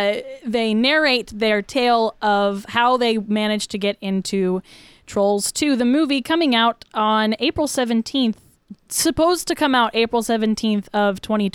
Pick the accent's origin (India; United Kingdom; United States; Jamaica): United States; the South; The South.